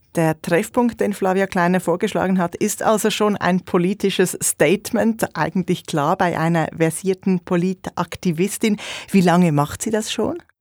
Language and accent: German; Zurich, Switzerland; Als Zürcherin und Historikerin